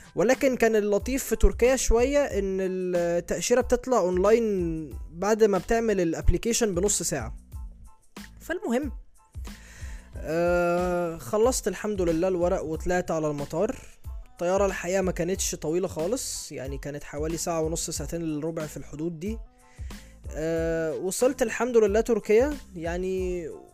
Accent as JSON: {"language": "Arabic", "country": "Egypt", "said": "عندنا في مصر"}